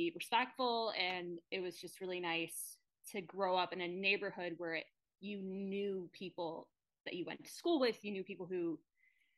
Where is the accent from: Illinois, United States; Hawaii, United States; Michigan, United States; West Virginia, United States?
Illinois, United States; Chicago; I grew up on Wayne Avenue